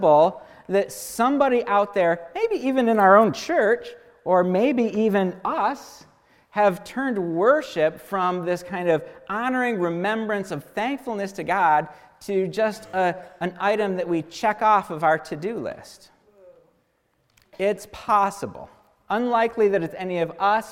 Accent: United States; as American Christians

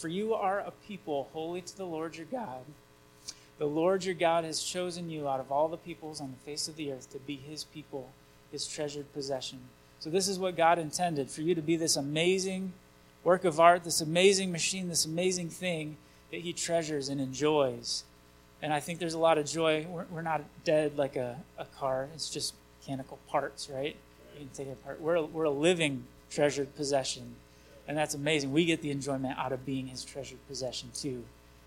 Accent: Vicksburg, Michigan, United States; I grew up in Vicksburg, just that way a little bit.

